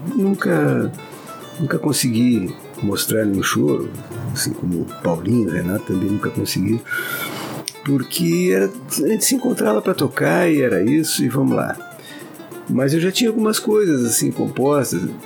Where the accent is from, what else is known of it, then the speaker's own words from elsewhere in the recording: Pelotas, Rio Grande do Sul, Brazil; moved away as an adult; also born or lived in Brasília / Porto Alegre; now in Vitória, Brazil; sou de Pelotas, hoje moro em Vitória